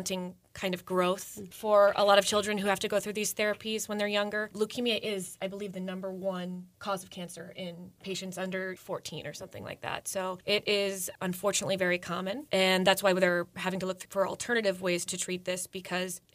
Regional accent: Howard County, Maryland, United States; I'm coming from Howard County. That's where I grew up

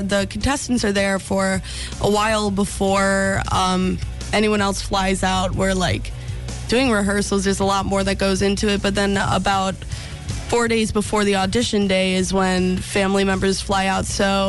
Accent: Clarks Summit, Pennsylvania, United States; I'm from Clark Summit, yeah. I went to Abington Heights High School, Abington all the way since kindergarten.

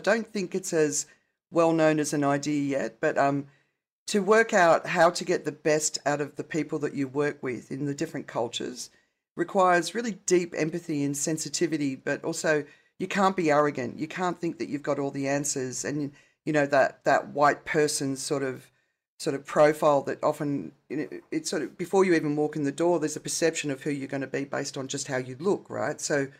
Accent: Australia; accent: Australian; now in London, United Kingdom; Australian accent, so it's softened over the years, but I'm not one of those people that changes my accent when I'm with people.

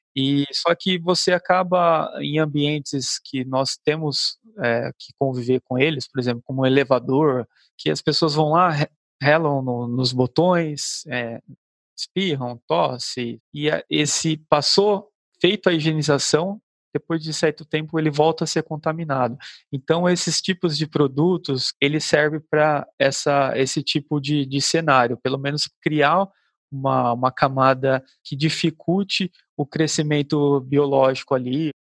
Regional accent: Cubatão, São Paulo, Brazil; eu sou aqui da, da região de Cubatão, né, é, próximo ao, ao, litoral

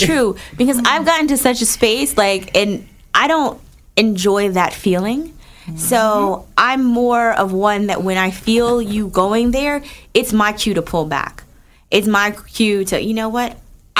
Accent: Newark, New Jersey, United States; people forget sometimes I'm from Jersey.

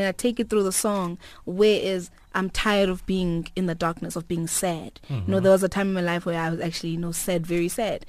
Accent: Mthatha, Eastern Cape, South Africa; I was born in Mthatha.

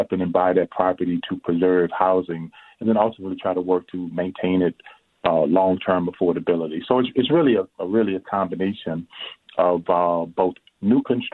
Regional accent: New Orleans, Louisiana, United States; now in Minneapolis, United States; I'm originally from New Orleans

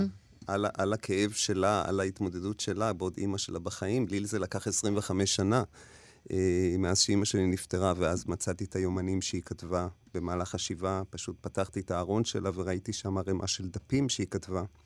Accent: Negba, Southern District, Israel; הייתי ילד חוץ בקיבוץ. גלתי בקיבוץ נגבה עם ילדי הקיבוץ

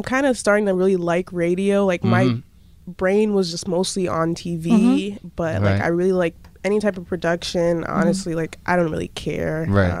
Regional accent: Springfield, United States; moved away; And I go to LaSalle University in Newton. I'm from Springfield originally, about an hour from here.

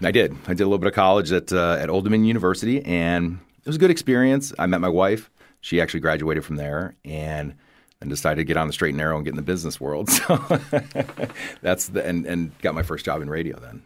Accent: Toledo, Ohio, United States; now in Southwest Florida, United States; growing up in the Rust Belt

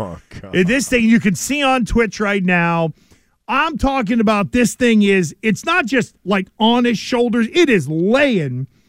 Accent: Pennsylvania, United States; back in the day when I grew up in Western Pennsylvania

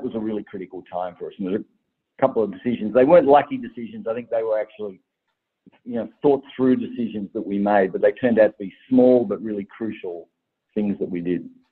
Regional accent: Tasmania, Australia; I'm from Tasmania, and a Tasmanian girl

